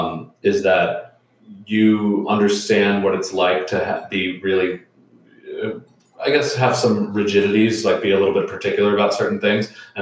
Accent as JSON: {"language": "English", "region": "New York", "country": "United States", "said": "as a New Yorker"}